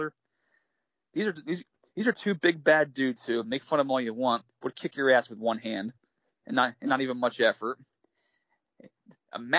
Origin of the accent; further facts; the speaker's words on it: United States; I say this as an American